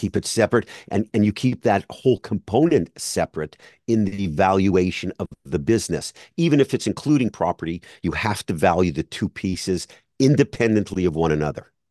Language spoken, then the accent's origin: English; Montreal, Quebec, Canada; now in South Florida, United States; I'm in South Florida now, but I grew up in Montreal.